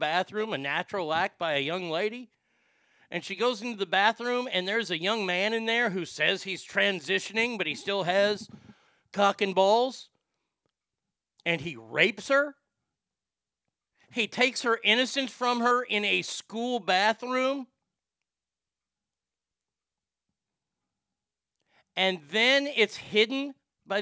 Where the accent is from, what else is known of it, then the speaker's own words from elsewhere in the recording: United States; I'm an American.